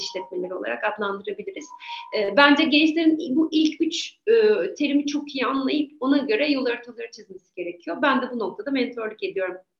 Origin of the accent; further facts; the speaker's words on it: Eskişehir, Turkey; ben Eskişehir değilim ama artık Eskişehirliyim diyorum. Çünkü haya, aklım baki olduğu süre zarfında çok daha fazla burada yaşadım